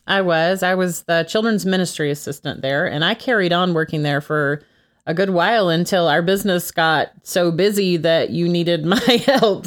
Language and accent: English; Texas, United States; I'm originally from Texas